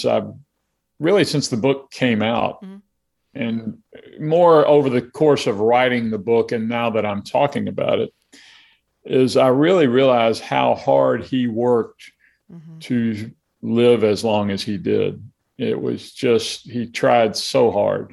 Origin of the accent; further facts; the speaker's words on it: Alabama, United States; I grew up in Alabama